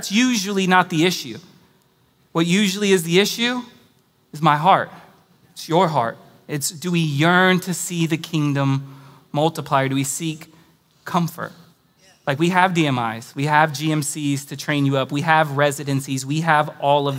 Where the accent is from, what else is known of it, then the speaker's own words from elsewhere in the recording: California, United States; moved away as an adult; now in Austin, United States; I moved here from California